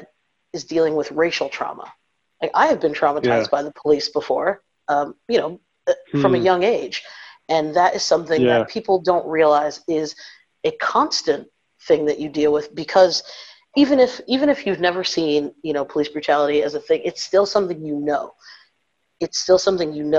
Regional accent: Northeast, United States; my parents are from the South, so I'm first generation North. But you know, I'm from the Northeast, from a predominantly white place.

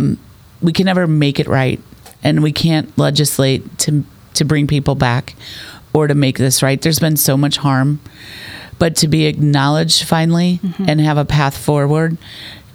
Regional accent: North County, St. Louis, Missouri, United States; we grew up in North County, so did my husband

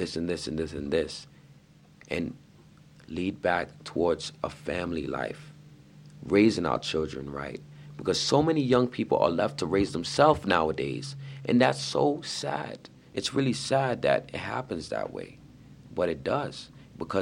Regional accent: New York, United States; I'm from New York

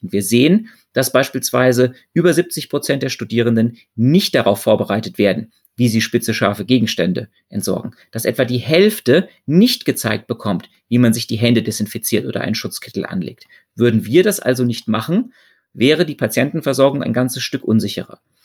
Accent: Germany; Bei uns in Deutschland

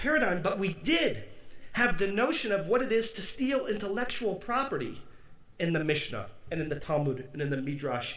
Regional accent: Detroit, Michigan, United States; where I grew up in Detroit

